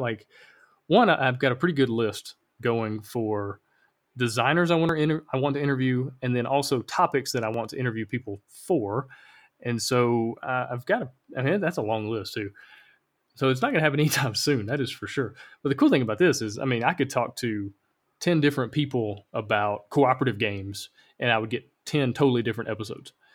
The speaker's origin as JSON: {"language": "English", "region": "Alabama", "country": "United States", "moved": "yes", "lives_now": "Honduras", "said": "I live in Honduras. I'm originally from Alabama."}